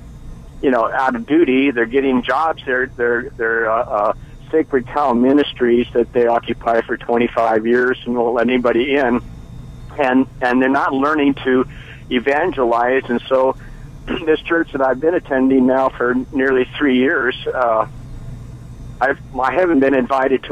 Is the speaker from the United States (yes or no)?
yes; Bay Area, California, United States; I grew up in the Bay Area